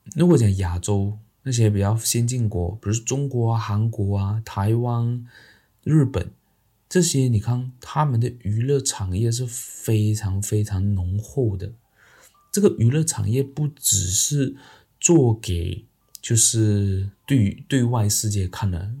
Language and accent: Chinese; Malaysia; 那明天呢，就是我们马来西亚的这个大选呐。